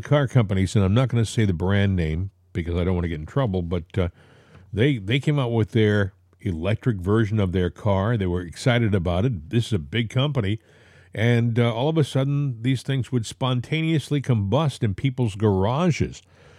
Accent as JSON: {"language": "English", "region": "Northeast", "country": "United States", "tie": "born or raised there", "said": "I grew up in the Northeast."}